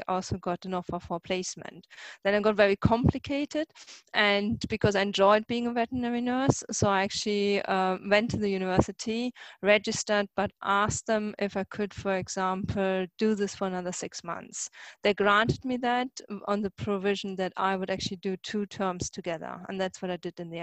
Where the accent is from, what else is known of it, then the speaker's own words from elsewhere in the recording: Germany; moved away as an adult; now in Scotland, United Kingdom; I'm originally actually from Germany, and I just came to Scotland in 2000